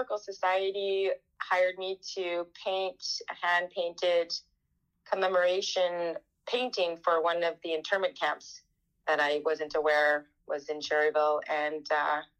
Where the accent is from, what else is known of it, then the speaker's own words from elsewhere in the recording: Winnipeg, Manitoba, Canada; moved away as an adult; also born or lived in Nova Scotia; now in British Columbia, Canada; I am an artist from Winnipeg, Manitoba